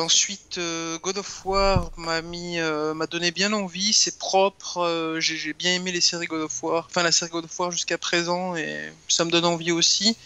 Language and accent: French; Grenoble, Auvergne-Rhône-Alpes, France; je suis un grenoblois de base, donc la montagne, ça fait partie de mon enfance